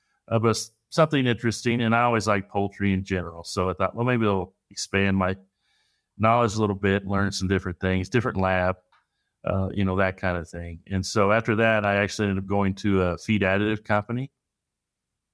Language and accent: English; Missouri, United States; I'm from Northern Missouri originally